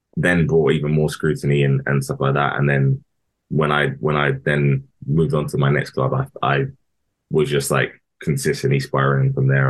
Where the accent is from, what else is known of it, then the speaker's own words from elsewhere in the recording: Harrow, London, United Kingdom; I'm from Harrow. I grew up in Harrow